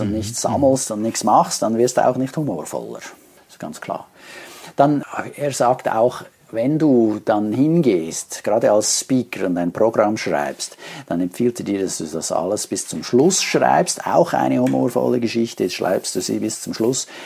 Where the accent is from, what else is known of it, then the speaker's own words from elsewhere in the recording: Switzerland; Bei uns in der Schweiz